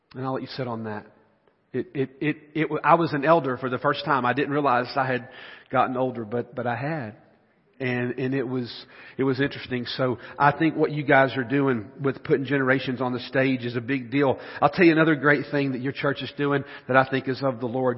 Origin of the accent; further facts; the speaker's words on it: the South, United States; I'm from the South.